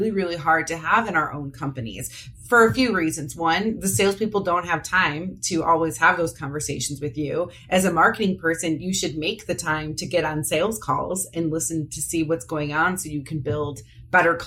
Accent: Parma, Ohio, United States; I grew up in the Parma, Ohio area. So I only moved a few towns over now

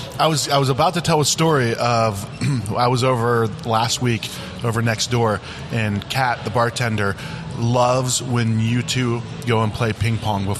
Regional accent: Ohio, United States; moved away; when I grew up in Ohio

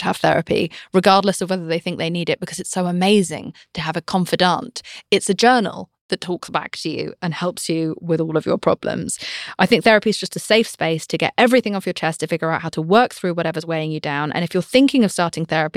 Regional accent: United Kingdom; I'm British

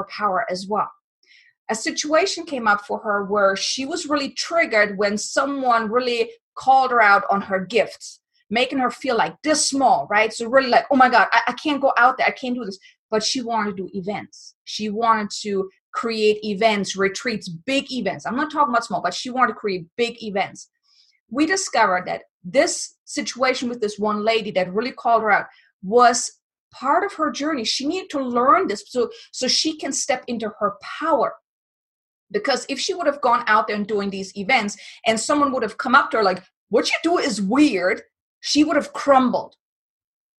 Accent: Germany; I'm from Germany

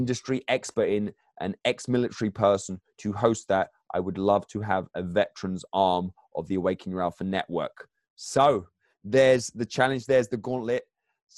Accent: England, United Kingdom; I'm English

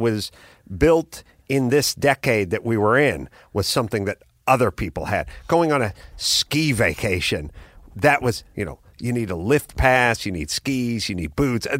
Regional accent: Los Angeles, California, United States; I'm from North Hollywood

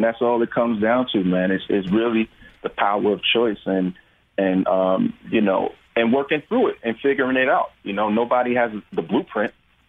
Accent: New York, United States; and I'm from New York, so we were in New York and filming

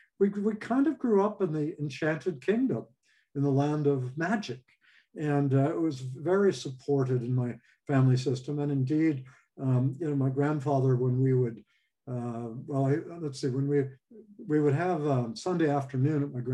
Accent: Los Angeles, California, United States; I grew up in Hollywood, actually. California, Los Angeles.

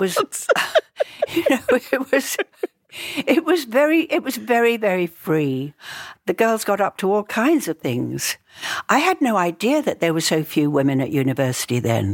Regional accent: London, United Kingdom; I was born in Southfields, 'cause it was a little bit outside the centre of London.

